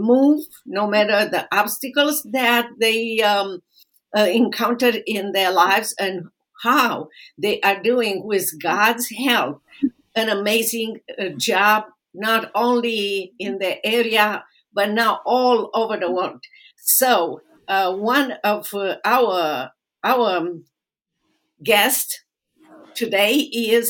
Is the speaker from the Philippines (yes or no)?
no; Romania; now in United States; I am originally from Romania